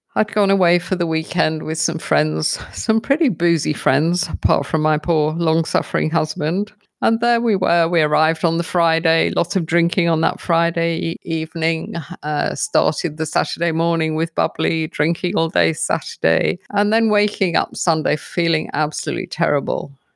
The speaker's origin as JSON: {"language": "English", "country": "United Kingdom", "also_born_or_lived": "London", "moved": "yes", "lives_now": "South Africa", "said": "I'm a Brit living in South Africa"}